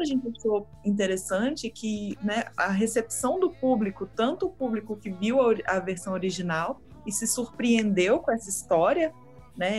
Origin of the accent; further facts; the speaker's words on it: Belo Horizonte, Minas Gerais, Brazil; eu sou de BH